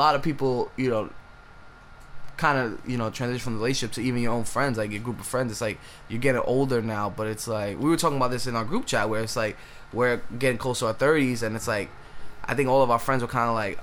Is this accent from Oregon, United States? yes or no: no; New York City, New York, United States; I'm from the Bronx.